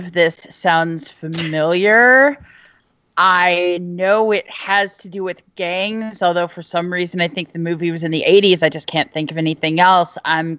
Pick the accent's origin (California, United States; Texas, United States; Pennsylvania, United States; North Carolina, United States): North Carolina, United States; I grew up in North Carolina. I've been a Duke fan since I was a small child.